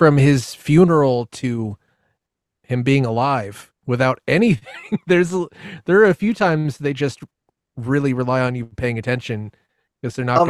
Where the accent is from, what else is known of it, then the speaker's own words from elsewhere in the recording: United States; speaking as an American